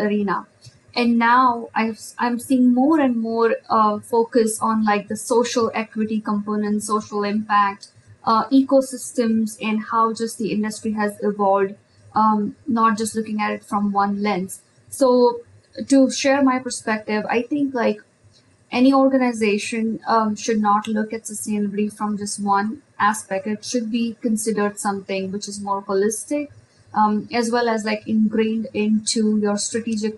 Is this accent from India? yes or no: yes; India; moved away; when I grew up in India, and especially as I studied architecture